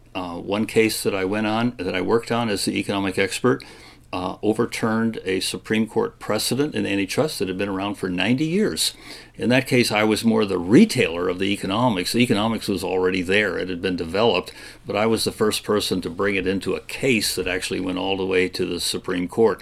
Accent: Kalamazoo, Michigan, United States; moved away as an adult; now in Virginia, United States; growing up in Michigan in the 50s and 60s

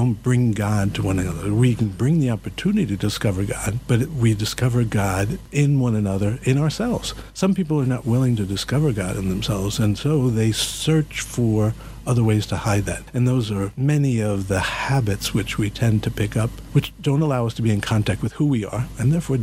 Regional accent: New York City, New York, United States; I'm from the Bronx

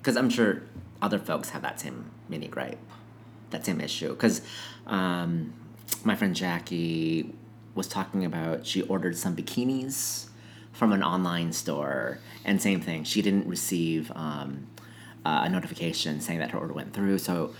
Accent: Minnesota, United States; now in Seattle, United States; So we're both transplants. Yep. I'm from Minnesota.

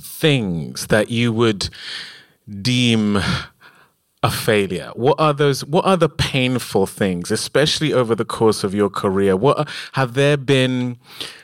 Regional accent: United Kingdom; we are British

